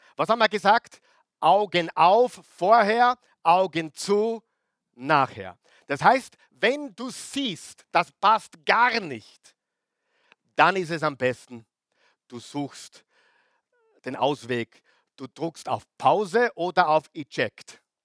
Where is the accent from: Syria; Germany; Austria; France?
Austria; now in Vienna, Austria; wo ich, wo ich herkomme, Oberösterreich, Salzburg, wunderschön